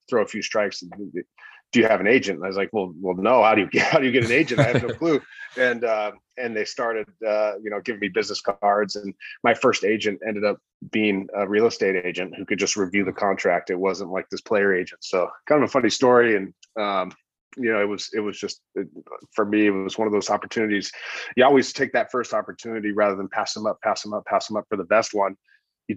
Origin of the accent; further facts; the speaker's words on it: Corona, California, United States; I grew up in Southern California in a small town called Corona, which is actually a big town now.